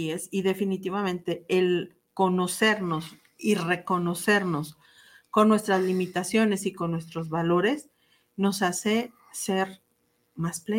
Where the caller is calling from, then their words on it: Ciudad Obregón, Sonora, Mexico; de Ciudad Obregón, Sonora.